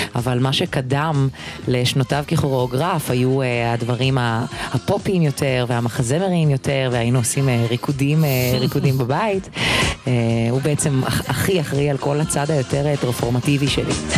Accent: Israel; הגענו לארץ ישראל, לא הייתה כל כך שפה. אני, בגלל שהייתי בת שלוש

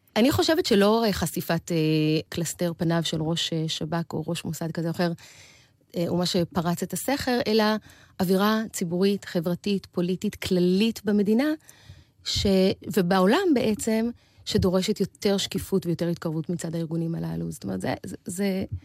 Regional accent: Beersheba, Southern District, Israel; גדלתי בבאר שבע

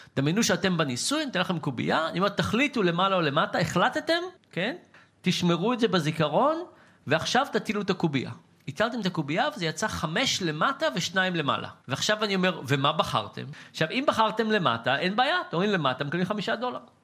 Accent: Israel; בתור ישראלי

